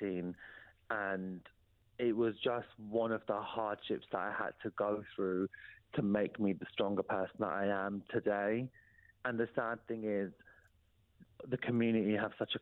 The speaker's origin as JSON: {"language": "English", "town": "Peterborough", "region": "East of England", "country": "United Kingdom", "tie": "born or raised there", "moved": "as an adult", "said": "that's my hometown"}